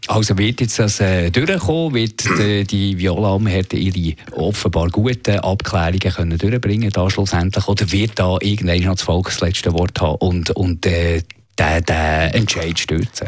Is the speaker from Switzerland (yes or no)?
yes; Switzerland; als Schweizer